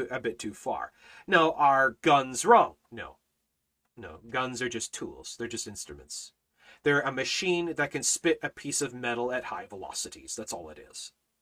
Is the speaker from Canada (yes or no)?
yes; Canada; now in China; I'm Canadian, okay? I'm a crazy Canuck